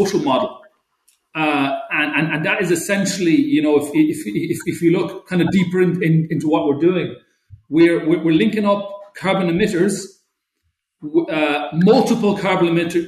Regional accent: Galway, Connacht, Ireland; moved away; also born or lived in Europe; Originally, I'm from Galway. You know, I've lived in a few places across Europe over the years.

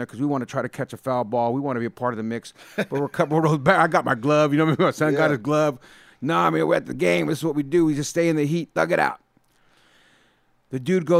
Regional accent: San Jose, California, United States; I, as a kid, went to so many Oakland A's games growing up in the Bay Area

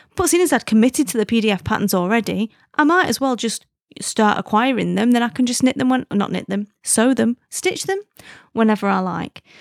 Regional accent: United Kingdom; being British

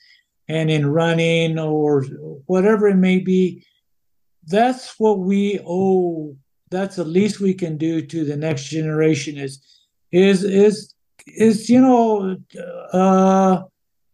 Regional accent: Mora, New Mexico, United States; moved away as an adult; growing up in Mora

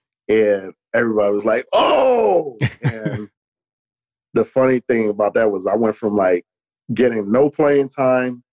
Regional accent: New York, United States; also born or lived in Akron, Ohio; now in Utah, United States; because the woman who adopted me, my mother, moved to New York, and that's where I grew up

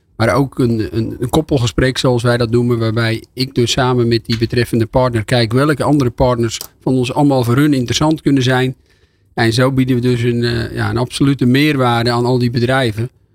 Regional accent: Volendam, North Holland, Netherlands; Ik kom uit Volendam

